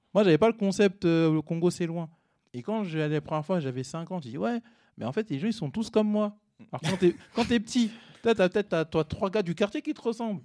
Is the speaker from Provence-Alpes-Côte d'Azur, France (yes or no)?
no; Cergy-Pontoise, Île-de-France, France; also born or lived in Paris; je suis né à Paris, j'ai grandi à Sergi pontoise